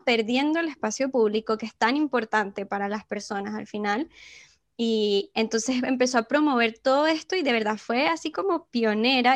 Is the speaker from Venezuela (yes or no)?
yes; Venezuela; moved away; como venezolanas